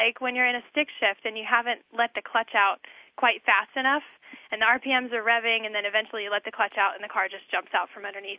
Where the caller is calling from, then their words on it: Salt Lake City, Utah, United States; This is …, and I'm calling from Salt Lake City.